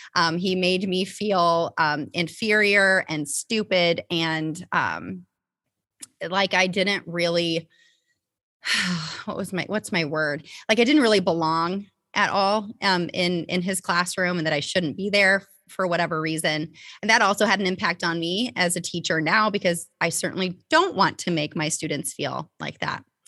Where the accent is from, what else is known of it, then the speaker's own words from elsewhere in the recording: Topeka, Indiana, United States; I grew up in a very, very small town called Topeka, Indiana.